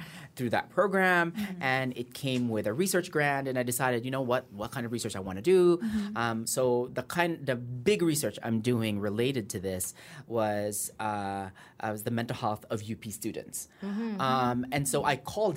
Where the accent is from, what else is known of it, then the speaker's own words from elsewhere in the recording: California, United States; moved away as an adult; also born or lived in Iloilo, Philippines; now in Philippines; I'm from Iloilo, and I think like many of our mothers, my mother was a nurse. She worked in Saudi Arabia for about the first 10 years of my life. She saved all that money. We moved to the U.S. when it was much easier to move to the U.S. Mm-hmm. I grew up in California